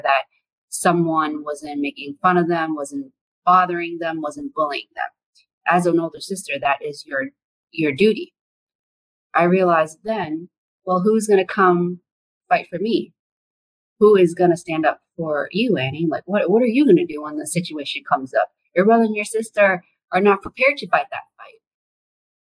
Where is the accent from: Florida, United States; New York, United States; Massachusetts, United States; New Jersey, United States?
New York, United States; New York City; English is a second language; now in Washington, D.C., United States; I grew up in Brooklyn. I didn't speak English when I went to school. a lot of people don't expect me to have English as my second language